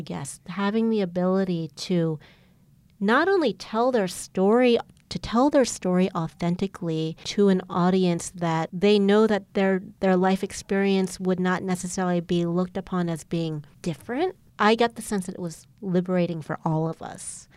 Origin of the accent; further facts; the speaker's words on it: Baltimore, Maryland, United States; moved away as an adult; also born or lived in New England / California; I was born and raised in Baltimore, Maryland.